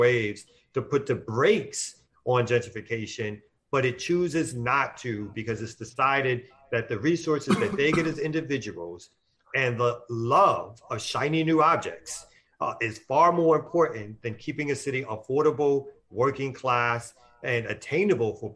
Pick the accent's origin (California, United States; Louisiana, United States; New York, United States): New York, United States; New York City; I'm originally from Brooklyn, New York